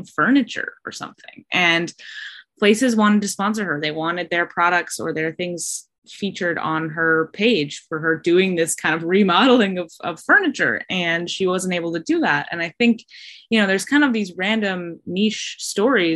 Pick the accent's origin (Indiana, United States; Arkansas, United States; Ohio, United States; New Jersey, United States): Arkansas, United States; also born or lived in Missouri; now in Minneapolis, United States; I am originally from Arkansas